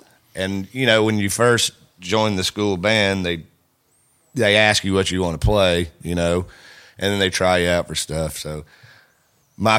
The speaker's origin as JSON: {"language": "English", "region": "the South", "country": "United States", "said": "we are from the South"}